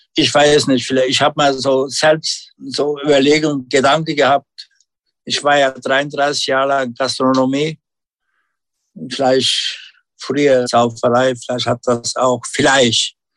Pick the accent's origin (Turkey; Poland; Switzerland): Turkey; German is a second language; now in Germany; bei uns in Unien, der kleine Ortschaft